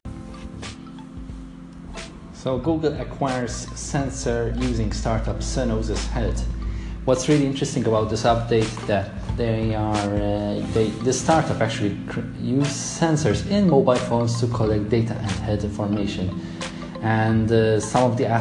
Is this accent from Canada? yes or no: no; Malta; my home country, Malta.